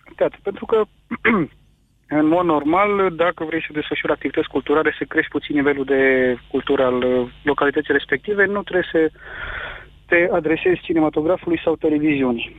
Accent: Motru, Gorj, Romania; eu sunt din Motru

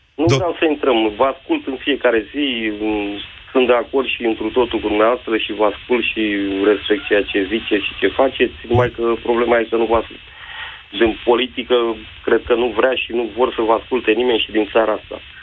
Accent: Bucharest, Romania; sunt din București

